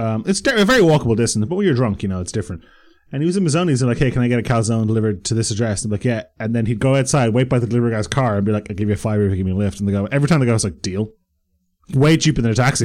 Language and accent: English; Bray, Leinster, Ireland; I grew up in Bray